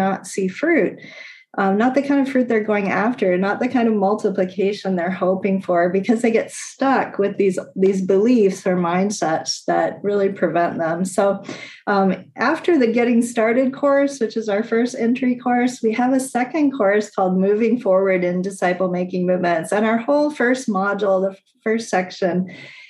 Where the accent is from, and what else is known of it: United States; moved away